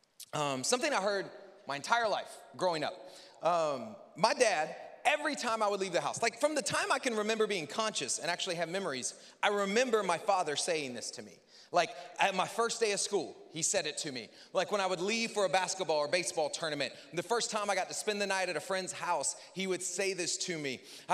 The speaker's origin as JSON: {"language": "English", "region": "the South", "country": "United States", "said": "I'm from the South."}